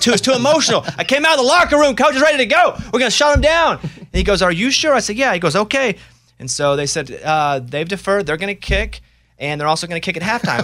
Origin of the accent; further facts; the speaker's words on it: Arkansas, United States; I'm from Arkansas